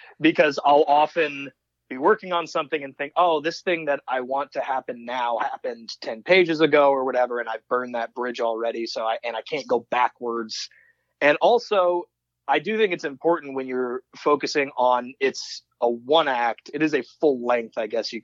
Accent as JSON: {"language": "English", "town": "Davenport", "region": "Iowa", "country": "United States", "tie": "born or raised there", "lives_now": "Iowa City, United States", "said": "where I grew up in Davenport, Iowa"}